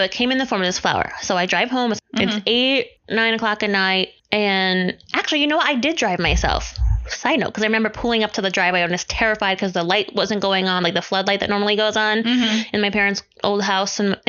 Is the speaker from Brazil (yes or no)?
no; Connecticut, United States; moved away; my hometown in Connecticut